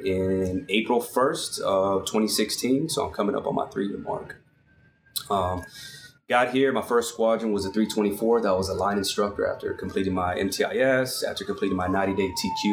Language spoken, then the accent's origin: English; San Antonio, Texas, United States; moved away as an adult; originally from San Antonio, Texas, born and raised